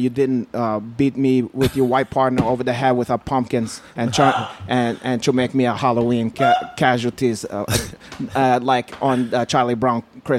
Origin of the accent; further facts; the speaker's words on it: Brazil; English is a second language; But carayo, I told them I'm not black. I'm from Brazil.